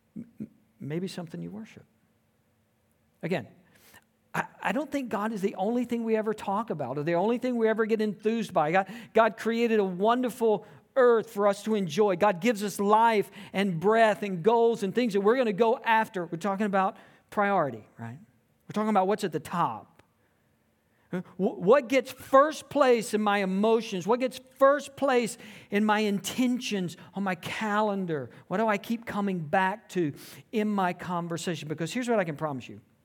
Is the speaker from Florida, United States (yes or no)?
no; Tifton, Georgia, United States; I grew up in South Georgia. a small town, uh, Tifton, Georgia, um, and it was a great place to grow up.